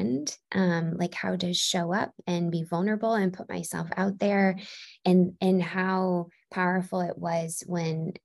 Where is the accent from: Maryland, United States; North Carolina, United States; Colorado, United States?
Maryland, United States; Baltimore; moved away as an adult; also born or lived in California / Chicago; now in Nashville, United States; I grew up in Baltimore, Maryland, and then in 2014 I moved to California